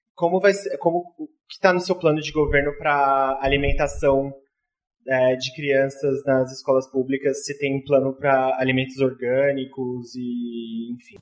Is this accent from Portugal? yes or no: no; São Paulo, Brazil; Eu tenho, eu tenho família lá no Campo Limpo, eu, eu cresci, a, parte da minha infância inteira lá